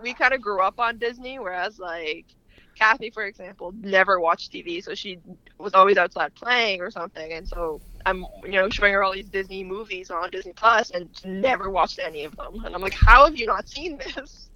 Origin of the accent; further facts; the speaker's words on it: Canada; also born or lived in Lebanon; I'm a Canadian